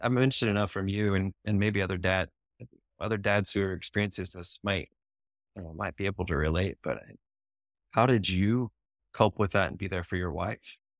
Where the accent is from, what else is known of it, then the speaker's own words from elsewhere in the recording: Ohio, United States; moved away as an adult; now in Indianapolis, United States; I grew up in Ohio